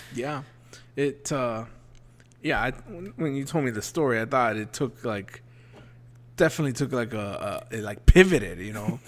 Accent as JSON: {"language": "English", "region": "South Florida", "country": "United States", "tie": "born or raised there", "said": "growing up in South Florida, I was always taught to keep your doors locked."}